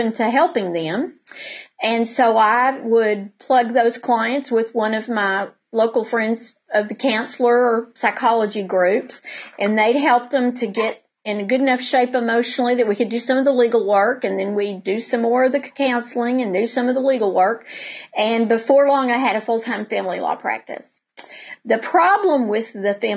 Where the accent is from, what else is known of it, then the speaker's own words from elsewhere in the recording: Denton, Texas, United States; I grew up in Denton